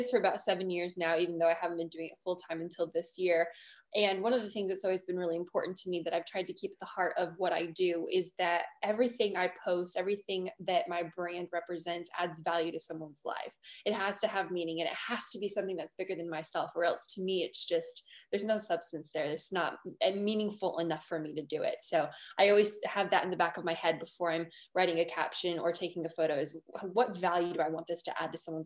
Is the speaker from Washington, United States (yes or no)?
yes; Washington, United States; also born or lived in New Zealand; now in Los Angeles, United States; I'm originally from Washington State, so just a little bit up north